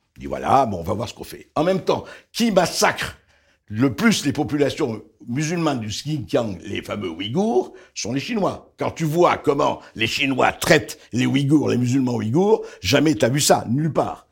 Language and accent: French; Beirut, Beirut Governorate, Lebanon; now in France; je suis né au Liban, je suis né à Beyrouth